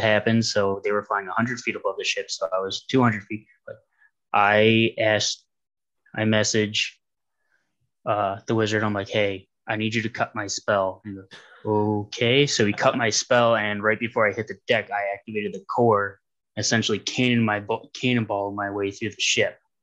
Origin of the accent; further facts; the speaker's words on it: Ohio, United States; I'm from Ohio